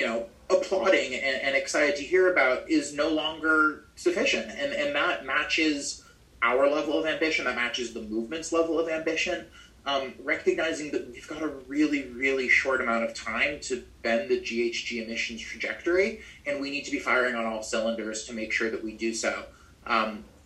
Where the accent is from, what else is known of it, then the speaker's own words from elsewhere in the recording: Maine, United States; moved back to my home state of Maine